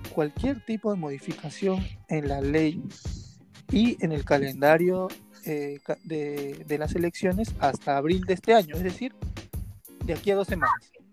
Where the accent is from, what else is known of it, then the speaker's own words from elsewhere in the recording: Peru; como peruanos